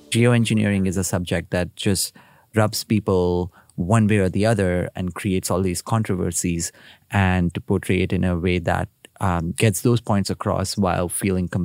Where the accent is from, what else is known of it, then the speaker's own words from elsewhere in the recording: India; now in United Kingdom; I come from India. I grew up there. I now live in the UK.